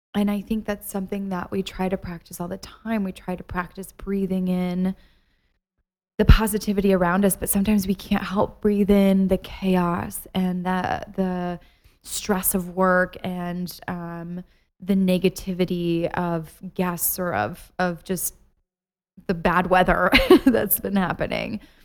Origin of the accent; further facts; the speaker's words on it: Ohio, United States; moved away; I went home this weekend to see my family in Ohio